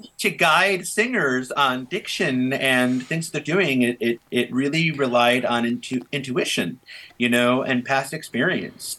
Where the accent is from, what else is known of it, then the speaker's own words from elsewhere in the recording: Evergreen Park, Illinois, United States; I grew up in Evergreen Park, which is um, a suburb of Chicago in the South Side